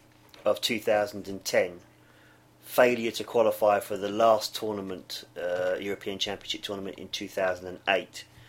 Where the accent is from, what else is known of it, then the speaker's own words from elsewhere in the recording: England, United Kingdom; I'm English and an England supporter.